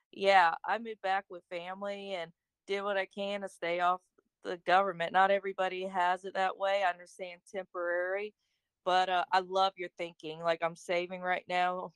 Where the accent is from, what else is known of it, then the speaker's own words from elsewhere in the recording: Florida, United States; also born or lived in Austin, Texas; I'm from Florida. I lived in Austin for 1 year